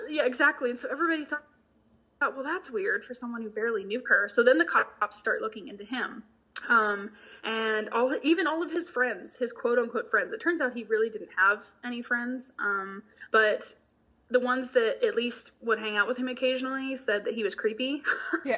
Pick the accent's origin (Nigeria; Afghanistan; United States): United States; Macon, Georgia; born or raised there